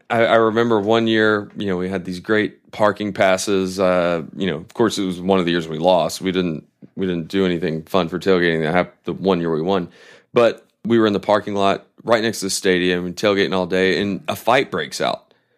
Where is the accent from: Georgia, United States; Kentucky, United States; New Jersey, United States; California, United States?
Georgia, United States; accent: Southern; I'm born and raised in Georgia